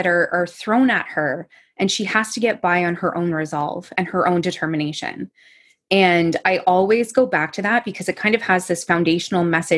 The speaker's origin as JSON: {"language": "English", "town": "Sweaburg", "region": "Ontario", "country": "Canada", "tie": "born or raised there", "moved": "as an adult", "lives_now": "London, Canada", "said": "Sweeburg, Ontario, which very few people will actually know where that is. But if you've traveled on the 401 from London towards Toronto, there's like Sweburg Road is an exit."}